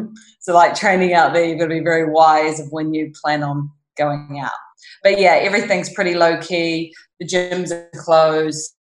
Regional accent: New Zealand; Yeah, so obviously home is very far away from here. Yeah. And very different to here.

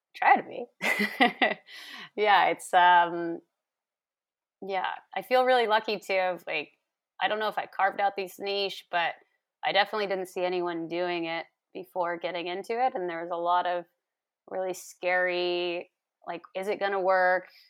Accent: New York, United States; moved away as an adult; now in British Columbia, Canada; I'm from New York State originally, and I, I moved out to B C in twenty thirteen

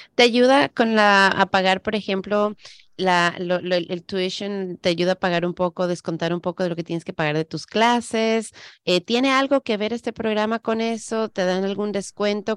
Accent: Ecuador; now in United States; Yo soy la que emigró, yo nací en Ecuador, yo vine a este país

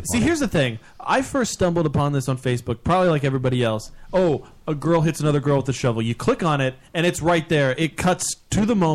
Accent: Kentucky, United States; These are the rednecks. These are the hicks of the South. I grew up in Kentucky.

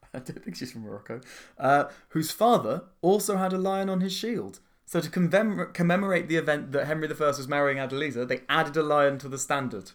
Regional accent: London, United Kingdom; I was born in nineteen eighty-six in the Middlesex Hospitals.

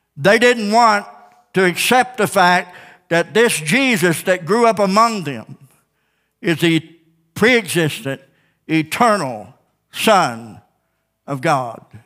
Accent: Ozark, Missouri, United States; Born and raised in Ozark

